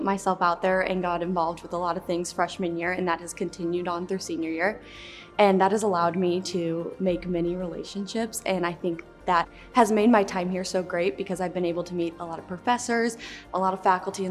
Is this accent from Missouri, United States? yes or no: yes; St. Louis, Missouri, United States; I'm from St. Louis.